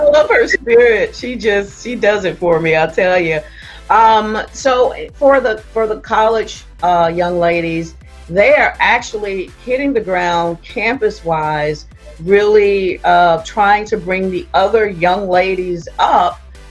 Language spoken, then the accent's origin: English; Florida, United States; down in Daytona in my home state